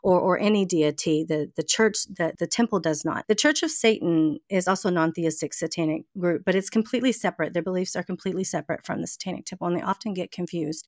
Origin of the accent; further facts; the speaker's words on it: Mesquite, Texas, United States; accent: Southern; moved away as an adult; now in New Orleans, United States; I was born, I was born in Texas, um, a little city right outside of, of Dallas, Texas called Mesquite. I lived there my entire life